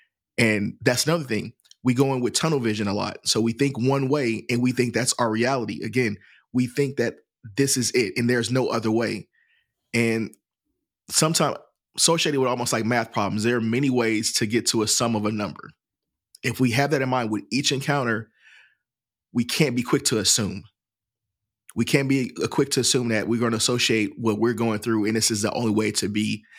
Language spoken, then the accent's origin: English; St. Louis, Missouri, United States; I'm from St. Louis, Missouri originally. So my family, I traveled a lot.